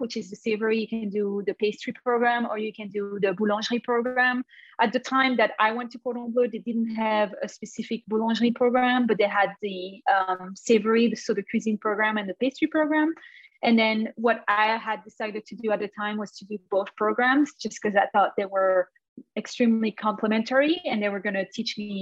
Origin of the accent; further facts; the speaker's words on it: Belgium; moved away as an adult; also born or lived in Canada / Paris, France; now in Arizona, United States; originally being Canadian, I also have a Canadian nationality, although I grew up in Belgium